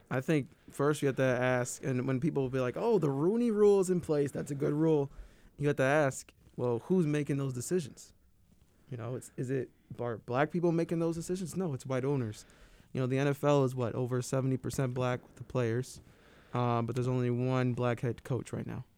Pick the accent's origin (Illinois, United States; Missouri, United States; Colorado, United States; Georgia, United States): Illinois, United States; Schaumburg